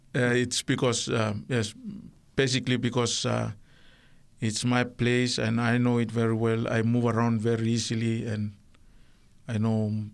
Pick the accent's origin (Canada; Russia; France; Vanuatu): Vanuatu; Sanma; The island is called Mavia. Yes, that's where I was. That's my island, but I was born in the Lucanville Hospital in Santo.